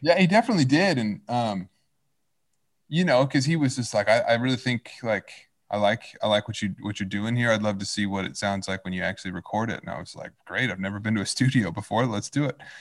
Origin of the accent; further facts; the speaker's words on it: Fayetteville, Arkansas, United States; moved away as an adult; now in Los Angeles, United States; I was born and raised in Fayetteville in Northwest Arkansas